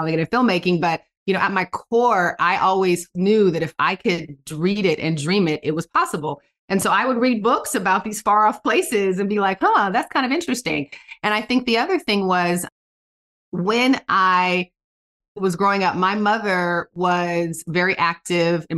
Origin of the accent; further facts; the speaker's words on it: United States; also born or lived in Singapore; growing up in a country like America, like, you know, by the grace of God, I'm American